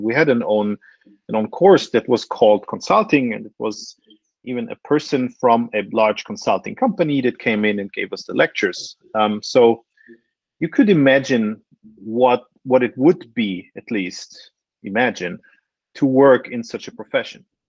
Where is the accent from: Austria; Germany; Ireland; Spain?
Austria; Vienna; moved away as an adult; now in Switzerland; I'm originally Austrian, uh, born and raised in Vienna.